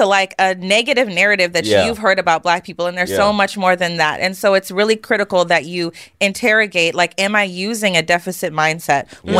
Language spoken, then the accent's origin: English; Spokane, Washington, United States; I am from Spokane, y'all. Rachel Dolezal Land.